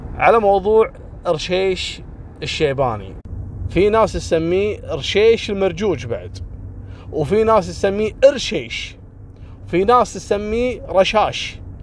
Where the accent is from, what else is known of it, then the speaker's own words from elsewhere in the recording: Kuwait; عندنا في الكويت